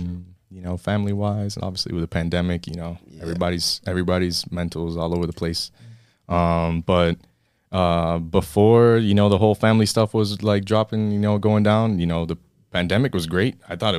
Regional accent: Miami, Florida, United States; moved away; Born and raised in Miami. My family moved down here. I mean, both my parents are Cuban.

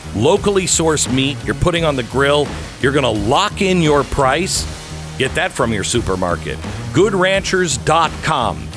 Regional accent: Seattle, Washington, United States; I'm from Seattle. I, I grew up in Seattle

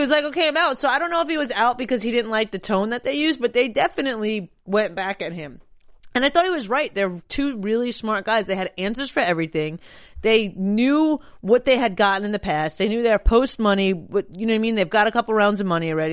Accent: New York, United States; I'm a New Yorker as well

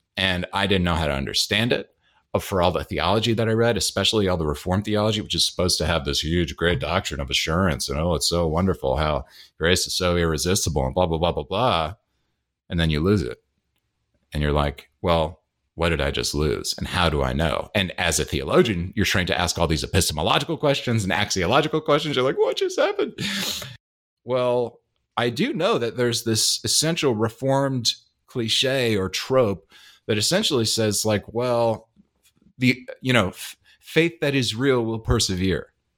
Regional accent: Hyde Park, New York, United States; moved away; I grew up in, uh, downstate New York

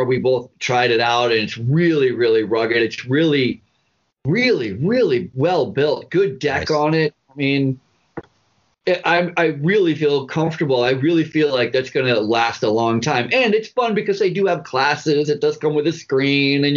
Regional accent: Vermont, United States; also born or lived in New York City, New York / Buffalo/Rochester area, New York; now in Upstate New York, United States; I actually grew up in Vermont

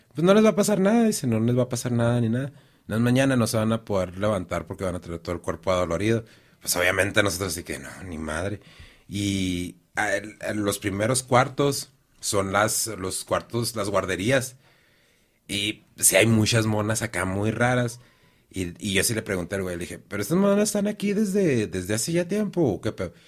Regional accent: Mexico; yo soy de la Zapata

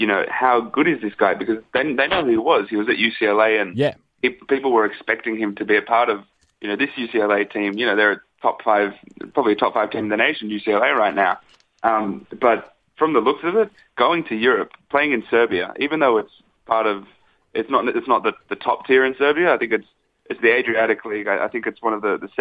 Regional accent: Sydney, New South Wales, Australia; I'm from Sydney

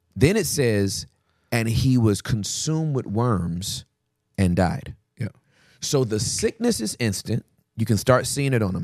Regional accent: United States; we're American.

